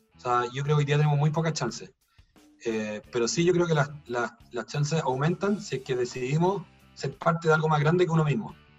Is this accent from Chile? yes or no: yes; Chile; como chilenos